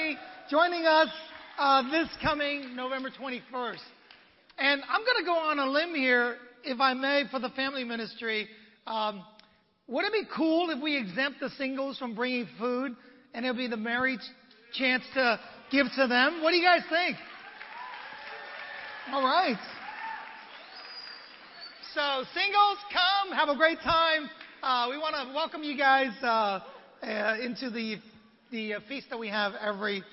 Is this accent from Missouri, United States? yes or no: no; San Francisco, California, United States; now in Los Angeles, United States; I'm from San Francisco myself